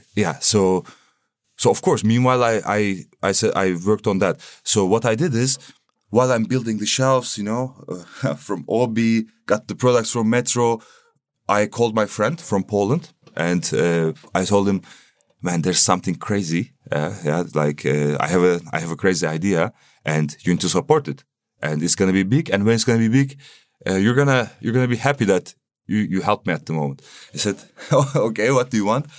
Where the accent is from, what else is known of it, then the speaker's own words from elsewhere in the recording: Istanbul, Turkey; moved away as an adult; now in Berlin, Germany; I'm coming from Turkey, Istanbul